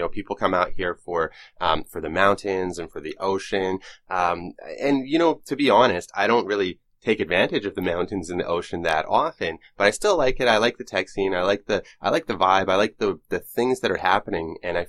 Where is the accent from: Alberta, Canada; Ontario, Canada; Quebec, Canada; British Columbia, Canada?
British Columbia, Canada; Vancouver; I'm from Vancouver. I kind of grew up here. I spent some time living in different countries, but I've never been to Toronto.